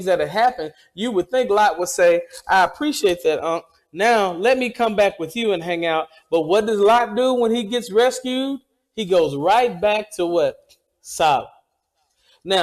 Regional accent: Mississippi, United States; I am from Mississippi, and Mississippi is the hospitality state

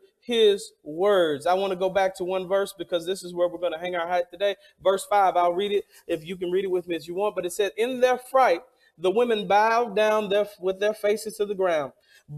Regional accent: the South, United States; I'm from the South

